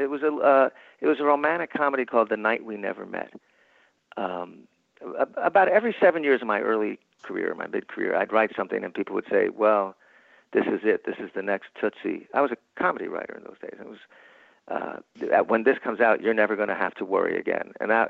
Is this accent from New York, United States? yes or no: yes; New York, United States; And I thought, but I'm from New York.